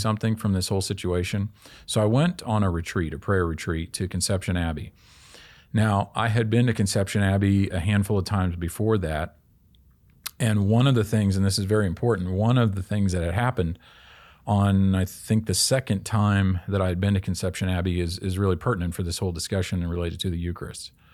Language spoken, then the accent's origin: English; Kansas City, Kansas, United States; I grew up in Kansas City, Kansas.